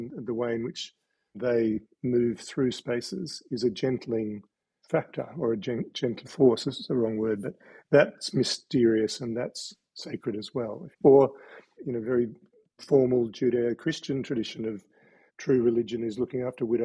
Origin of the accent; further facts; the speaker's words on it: Sydney, New South Wales, Australia; now in Tasmania, Australia; I was born in Sydney and grew up in a strange childhood on a Chinese junk in Sydney Harbour